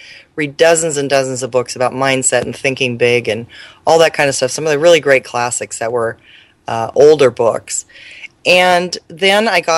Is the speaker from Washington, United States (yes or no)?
yes; Mercer Island, Washington, United States; I grew up near Seattle on an island called Mercer Island